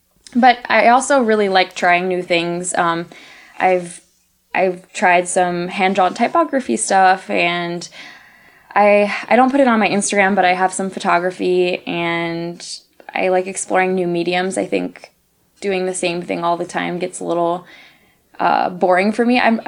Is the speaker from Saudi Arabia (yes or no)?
yes; Saudi Arabia; also born or lived in Chicago, United States; I actually grew up in Saudi Arabia. I moved there when I turned 6.